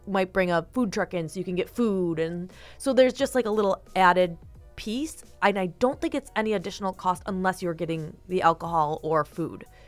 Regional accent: Eden, New York, United States; I grew up in Eden

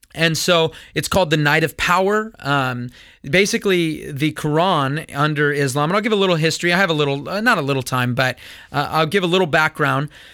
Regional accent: California, United States; when I grew up here in America, I was in junior high when nine eleven happened

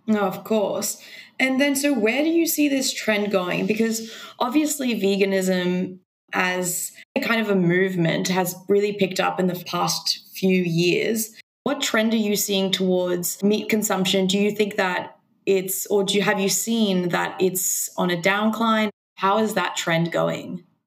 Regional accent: Mexico; now in Australia; I was vegan for five years when I was growing up in Mexico

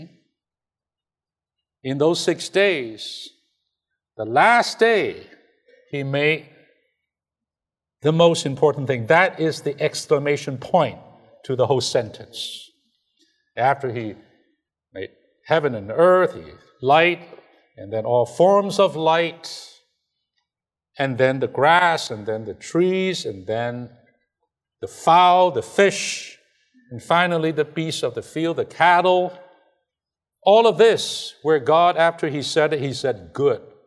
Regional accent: China; moved away; I'm from China.

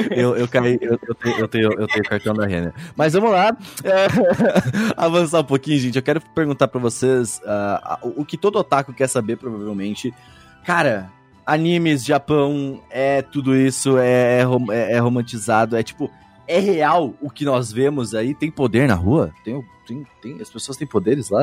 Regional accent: Rio Grande do Sul, Brazil; eu sou sulista, eu sou do Rio Grande do Sul

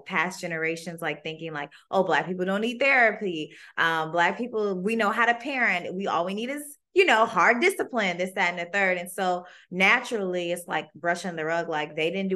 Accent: South Carolina, United States; moved away; also born or lived in Washington, District of Columbia, United States; I'm from South Carolina and I went to DC and I knew nothing

